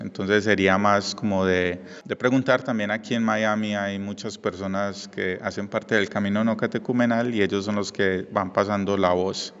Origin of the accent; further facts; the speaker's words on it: Medellín, Antioquia, Colombia; moved away; yo vengo de Colombia, de Medellín.